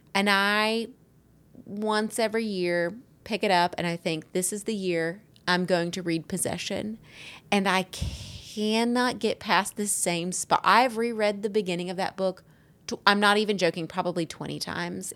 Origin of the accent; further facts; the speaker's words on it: Alabama, United States; accent: Southern; I grew up in Alabama